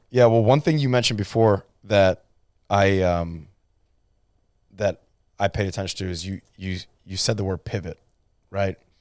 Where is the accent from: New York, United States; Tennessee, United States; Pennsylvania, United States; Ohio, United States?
Ohio, United States; Cleveland; I'm from Cleveland, Ohio